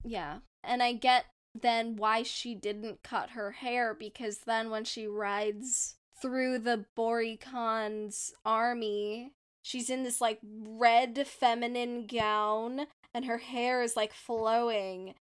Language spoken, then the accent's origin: English; India; my authentic experience of being a Indian person